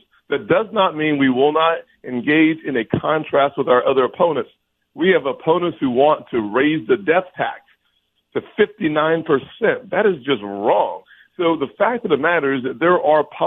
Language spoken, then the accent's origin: English; South Carolina, United States; my home state of South Carolina